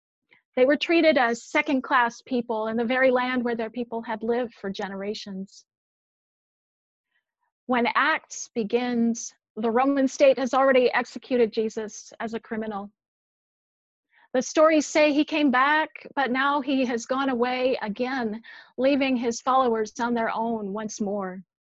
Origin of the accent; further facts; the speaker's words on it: Minneapolis, Minnesota, United States; now in Williamsburg, United States; I grew up in Minneapolis, just a few blocks away from St. Louis Park, where George Floyd lived.